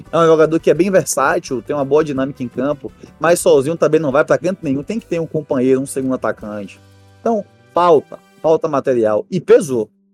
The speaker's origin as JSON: {"language": "Portuguese", "region": "Bahia", "country": "Brazil", "said": "somos da Bahia"}